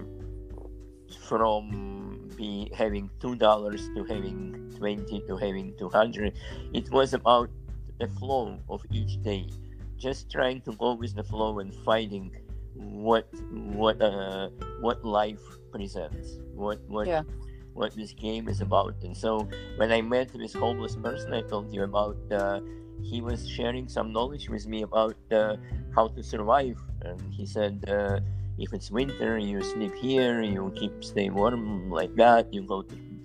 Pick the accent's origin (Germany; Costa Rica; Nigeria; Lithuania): Lithuania; Vilnius, Vilnius County; moved away as an adult; now in United States; I'm from Vilnius, Lithuania